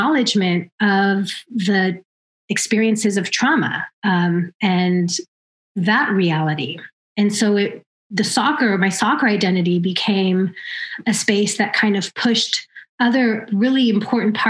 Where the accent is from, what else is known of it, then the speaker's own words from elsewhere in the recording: Oakland, California, United States; I was born and raised here in Oakland